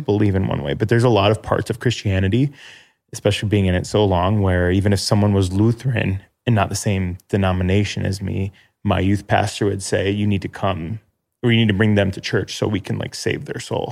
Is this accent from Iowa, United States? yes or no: no; Chicago suburbs, Illinois, United States; now in Chicago, United States; I'm thirty-two, from Chicago, live in Chicago, from Chicago suburbs